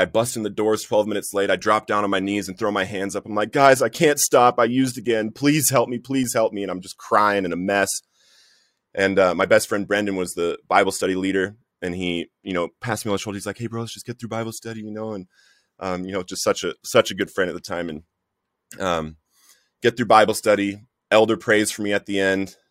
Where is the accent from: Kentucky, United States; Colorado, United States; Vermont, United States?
Colorado, United States; Littleton; I grew up in Littleton, Colorado. I went to Columbine High School